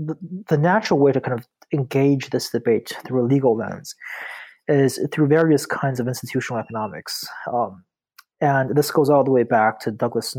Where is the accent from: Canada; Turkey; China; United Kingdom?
China; Beijing; also born or lived in Tianjin / Buffalo; So I'm a Chinese native. I was born in Tianjin, which is like an hour south of Beijing. And I grew up, I spent most of my childhood in Beijing, with the exception of 5 years that I spent in Buffalo